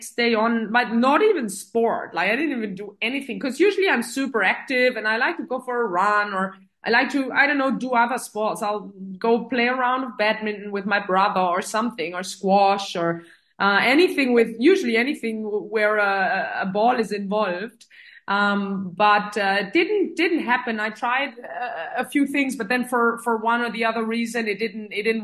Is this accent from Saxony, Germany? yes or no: no; Metzingen, Baden-Württemberg, Germany; English is a second language; also born or lived in Filderstadt, Germany / Saudi Arabia; now in Stuttgart, Germany; my hometown is Metzingen, which is known for Hugo Boss and the outlet city. And that's about, 30 minutes down south of Stuttgart.